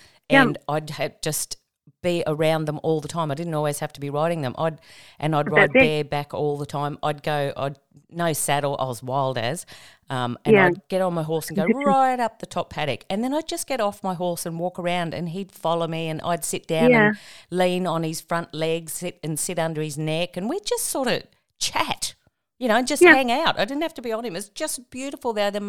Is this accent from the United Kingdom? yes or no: no; Tamworth, New South Wales, Australia; now in Queensland, Australia; I grew up in Tamworth on a farm.